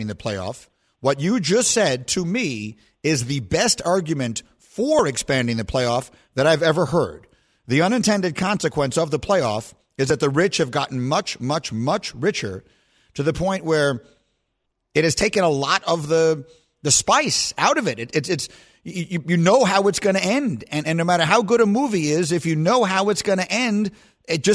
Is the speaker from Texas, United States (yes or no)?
no; New York City, New York, United States; moved away; also born or lived in Chicago; I grew up in New York City, and then, as I'm fond of saying, I grew up again in Chicago.